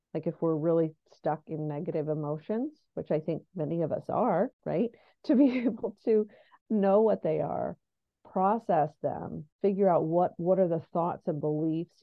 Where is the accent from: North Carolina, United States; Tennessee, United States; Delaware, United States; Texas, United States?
Delaware, United States; also born or lived in New York City; I'm essentially from Delaware and have moved back